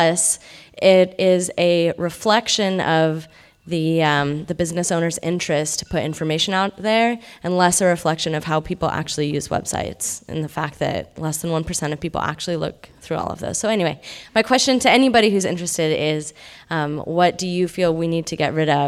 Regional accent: Carmichael, California, United States; also born or lived in Los Angeles; now in Sacramento, United States; I'm from Carmichael, California, currently living in Midtown, though I did a short stint in Los Angeles, 7 years for school.

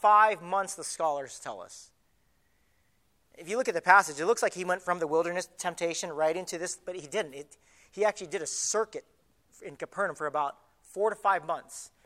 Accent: Southern California, United States; moved away as an adult; also born or lived in Hawaii; I was from Southern California, right? Camp Pendleton's right here, right on the coast, right by Richard Nixon's old mansion. And I grew up in the very next city right above

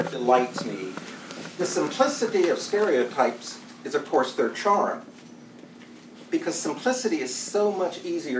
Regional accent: the South, Appalachia, United States; As a Southerner and an Appalachian

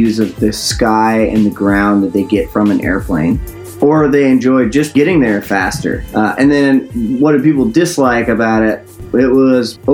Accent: the South, United States; being from the South

